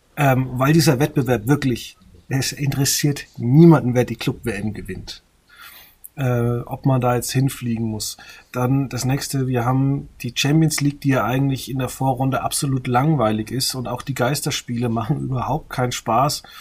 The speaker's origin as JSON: {"language": "German", "area": "a village near Würzburg", "region": "Bavaria", "country": "Germany", "said": "Ich komme aus dem Dorf in der Nähe von Würzburg"}